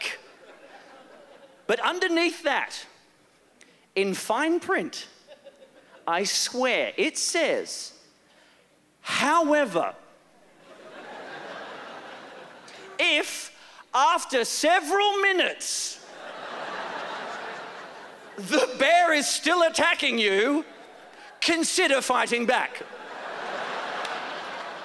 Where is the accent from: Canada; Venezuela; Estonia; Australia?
Australia; I am Australian